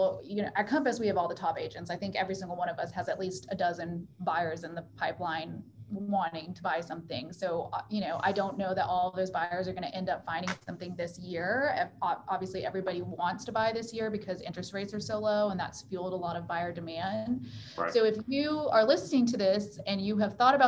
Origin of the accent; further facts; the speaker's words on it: Houston, Texas, United States; I also was born and raised in Houston